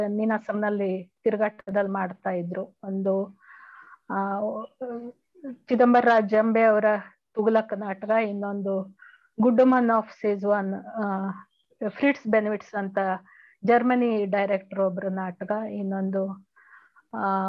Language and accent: Kannada; Sirsi, Karnataka, India; ನಾನು ಮೂಲ ಉತ್ತರ ಕನ್ನಡ ಜಿಲ್ಲೆ ಕಾರವಾರ ಡಿಸ್ಟಿಕ್ ಶಿರ್ಸಿ